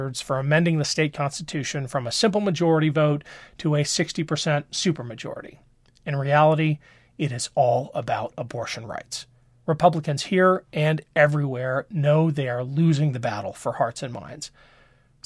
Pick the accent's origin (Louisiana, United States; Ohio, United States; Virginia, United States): Ohio, United States; my home state